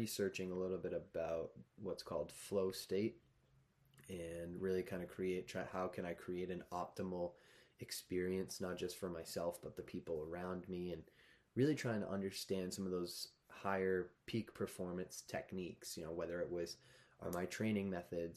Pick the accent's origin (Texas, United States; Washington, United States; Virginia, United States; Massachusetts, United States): Massachusetts, United States; moved away as an adult; now in Vermont, United States; I've also taught in Massachusetts, which is actually where I'm from originally. I grew up in Massachusetts